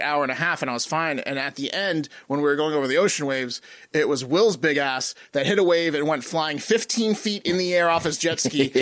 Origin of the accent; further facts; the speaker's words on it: Virginia, United States; we're from Virginia